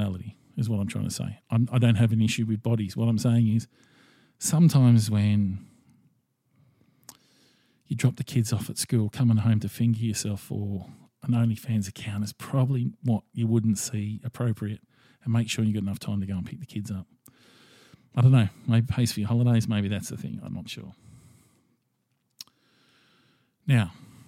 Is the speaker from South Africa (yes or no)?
no; Australia; as an Australian male